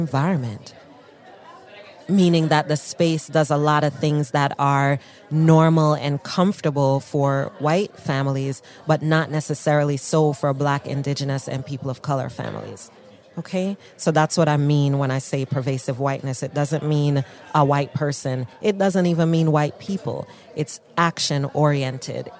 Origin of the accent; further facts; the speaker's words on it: Jamaica; I'm Black, I'm Jamaican